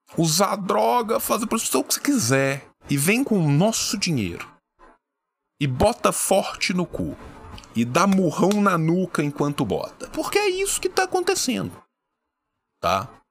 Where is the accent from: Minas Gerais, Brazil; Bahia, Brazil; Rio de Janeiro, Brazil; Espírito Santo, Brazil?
Minas Gerais, Brazil; interior of; Eu sou do interior de Minas